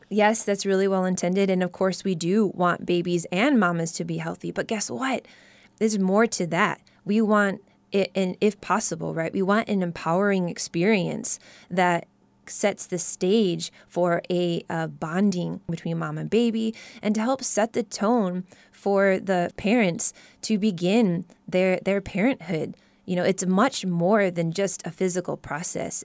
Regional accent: Midwest, United States; moved away; I was born and raised in the Midwest

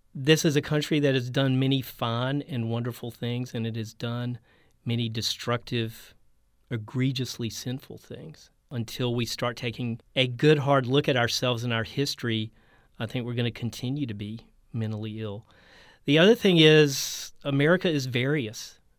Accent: North Carolina, United States; moved away; also born or lived in Texas; I grew up in North Carolina where there's a lot of military

